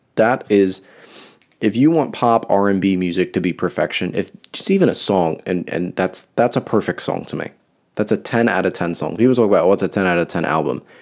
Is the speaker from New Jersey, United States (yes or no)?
yes; New Jersey, United States; I'm from New Jersey.